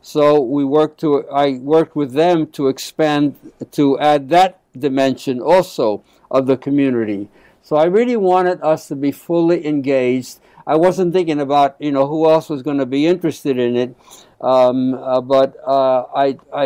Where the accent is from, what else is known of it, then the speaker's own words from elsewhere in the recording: New York City, New York, United States; first language Spanish; English is a second language; also born or lived in South Bronx; I basically grew up in Black Harlem